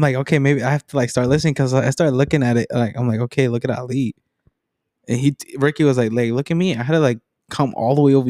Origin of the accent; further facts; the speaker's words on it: Naperville, Illinois, United States; yeah, it's just, I'm from Naperville.